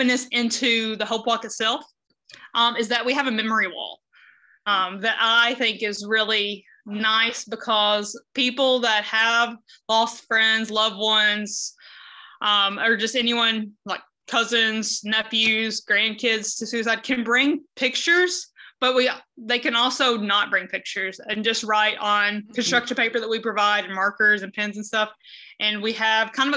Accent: the South, United States; moved away as an adult; now in Cedar Rapids, United States; I am originally from the South

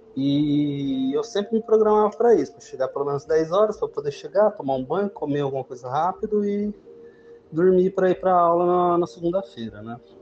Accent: José Bonifácio, São Paulo, Brazil; eu sou do interior de São Paulo, cidade chamada José Bonifácio

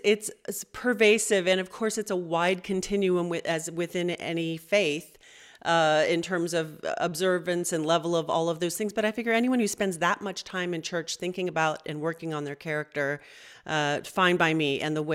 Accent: Los Angeles, California, United States; So I'm from Los Angeles. I'm third generation Southern California

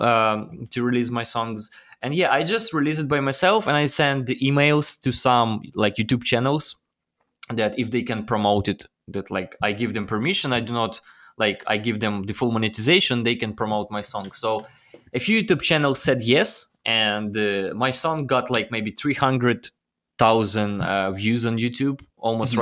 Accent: Ukraine; English is a second language; moved away as an adult; also born or lived in Los Angeles, United States; it was my dream to come to United States from Ukraine.

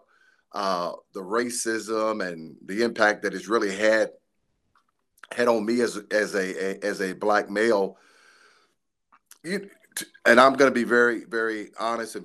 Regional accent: Shelbyville, Kentucky, United States; I was born and raised here in Shelbyville, Kentucky. This is home

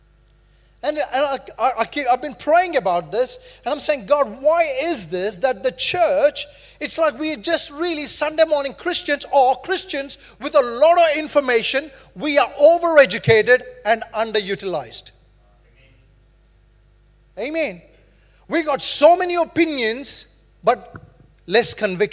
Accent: India; moved away as an adult; now in New Zealand; I grew up in India

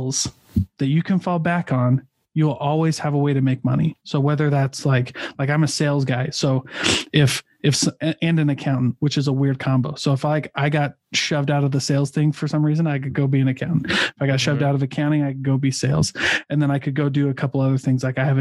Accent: Midwest, United States; I'm from the Midwest

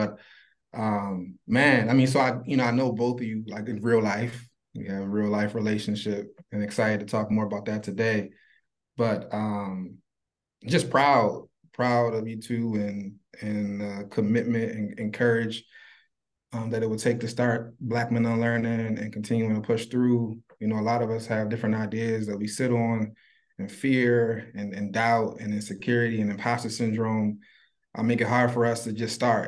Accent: Baltimore, Maryland, United States; Originally, I'm from and still living in Baltimore, Maryland. I spent first like 26 years of my life in Baltimore

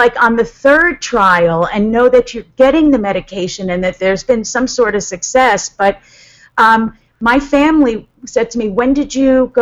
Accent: Huntington, New York, United States; I'm from Huntington

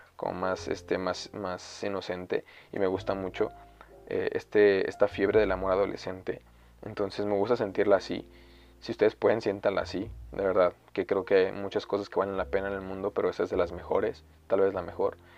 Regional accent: Mexico

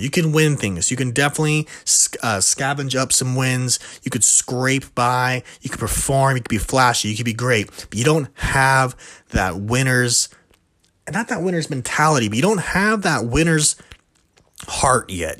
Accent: California, United States; I'm from California, right next to De La Vega

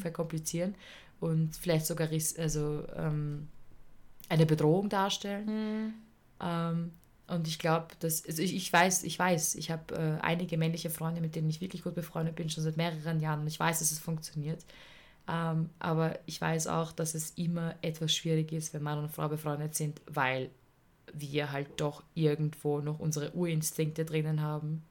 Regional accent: Vienna, Austria; also born or lived in Tyrol; bei uns in Wien

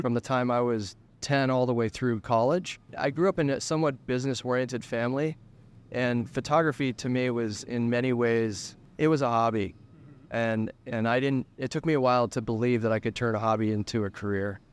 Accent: Denver, Colorado, United States; I grew up in Denver, Colorado

